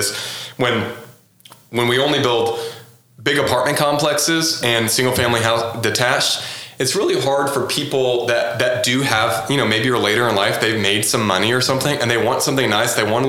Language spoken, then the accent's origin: English; Houston, Texas, United States; Maybe not in Oklahoma City quite yet, but, like, I'm from Houston and that was totally normal.